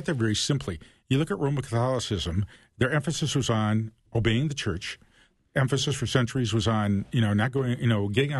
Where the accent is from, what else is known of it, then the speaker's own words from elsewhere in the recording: Toledo, Ohio, United States; So I grew up in Toledo, Ohio. And I'm talking 50s and 60s.